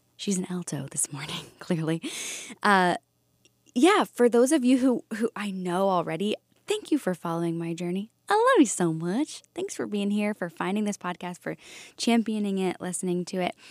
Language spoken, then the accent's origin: English; Valley Forge, Pennsylvania, United States; I grew up just outside of Philadelphia in a town called Valley Forge.